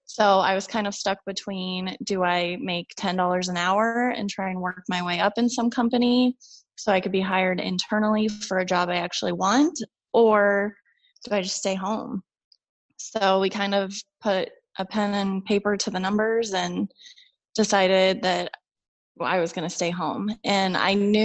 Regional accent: Omaha, Nebraska, United States; moved away as an adult; I was born and raised in Omaha

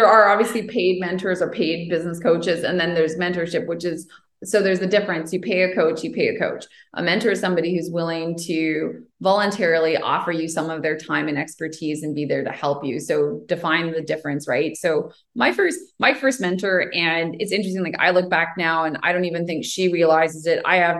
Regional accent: Ottawa, Ontario, Canada; And we can't get to the debate competition in Toronto and we're from Ottawa.

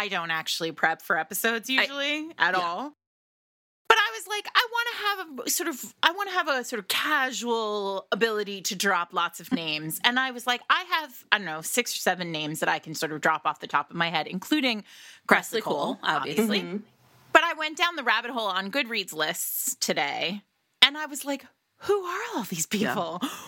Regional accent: Rhode Island, United States; now in New York City, United States; I grew up in Rhode Island

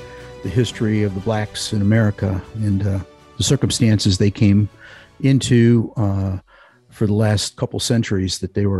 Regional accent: Parma, Ohio, United States; I grew up in a suburb of Cleveland called Parma

